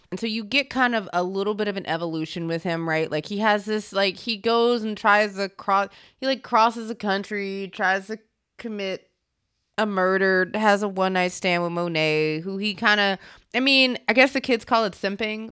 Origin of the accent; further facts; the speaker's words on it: the South, United States; growing up in the South